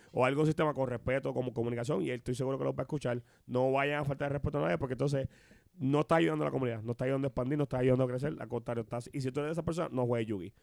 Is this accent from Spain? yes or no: no; Puerto Rico; somos puertorriqueños